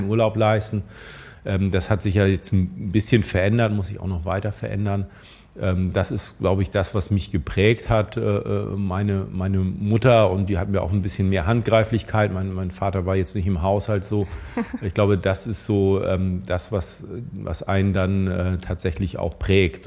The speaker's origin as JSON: {"language": "German", "region": "Schleswig-Holstein", "country": "Germany", "said": "wir als Schleswig-Holsteiner"}